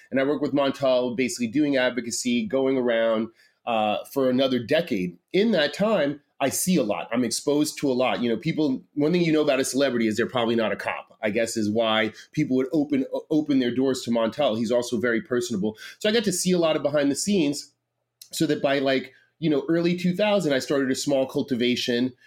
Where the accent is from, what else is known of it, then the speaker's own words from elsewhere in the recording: New York City, New York, United States; moved away as an adult; also born or lived in California / Rochester, New York; I grew up in New York City. I grew up in Manhattan, a lot on the Lower East Side